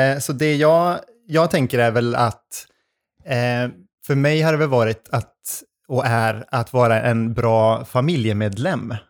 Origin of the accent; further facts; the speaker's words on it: Arvidsjaur, Norrbotten County, Sweden; moved away as an adult; also born or lived in Umeå; now in Gothenburg, Sweden; jag kommer ju från Arvidsjaur